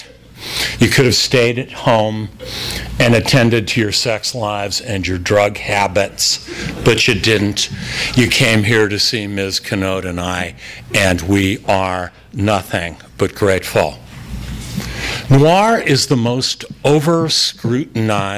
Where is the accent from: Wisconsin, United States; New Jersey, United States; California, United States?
California, United States; Los Angeles; I was born in Los Angeles, the film noir epicenter at the height of the film noir era